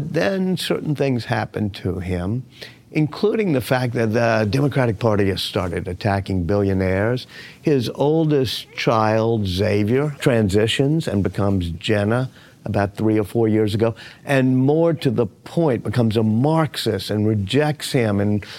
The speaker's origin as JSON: {"language": "English", "town": "New Orleans", "region": "Louisiana", "country": "United States", "tie": "born or raised there", "said": "I love growing up in New Orleans"}